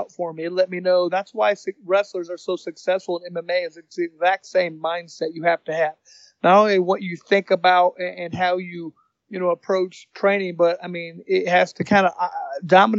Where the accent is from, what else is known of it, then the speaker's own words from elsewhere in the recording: Indianapolis, Indiana, United States; also born or lived in Bloomington, Indiana; I was born in Indianapolis, 1974. Been living here most of my life